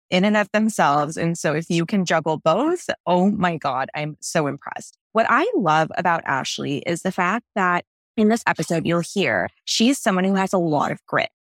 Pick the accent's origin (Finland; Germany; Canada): Canada; Toronto, Ontario; moved away as an adult; now in Los Angeles, United States; I come from Toronto, where our tap water is really, really high quality, and moving to L